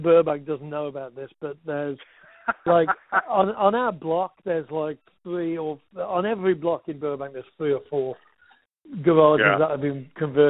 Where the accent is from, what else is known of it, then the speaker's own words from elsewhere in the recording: Wolverhampton, West Midlands, United Kingdom; now in Los Angeles, United States; He loved the fact that I was from Wolverhampton as well.